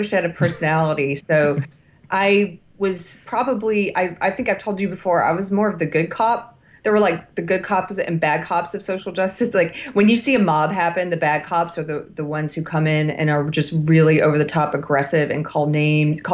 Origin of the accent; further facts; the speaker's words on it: South Carolina, United States; I'm from South Carolina